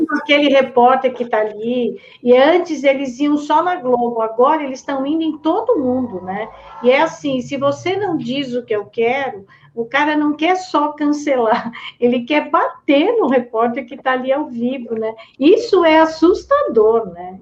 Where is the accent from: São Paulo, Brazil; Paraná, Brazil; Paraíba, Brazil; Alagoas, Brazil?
São Paulo, Brazil; Americana; eu sou lá da cidade de Americana